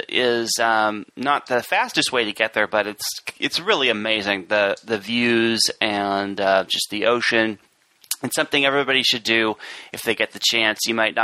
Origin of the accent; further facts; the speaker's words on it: California, United States; As a Californian